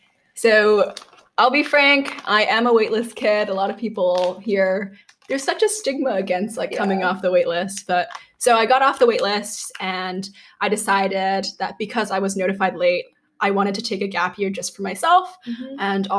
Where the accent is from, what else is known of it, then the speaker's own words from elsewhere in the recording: Connecticut, United States; also born or lived in Hong Kong; I am from Connecticut and from Hong Kong.